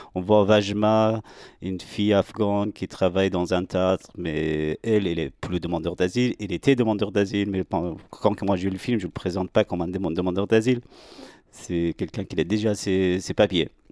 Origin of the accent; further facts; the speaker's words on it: Iran; French is a second language; now in France; je suis né en Iran, j'ai grandi là-bas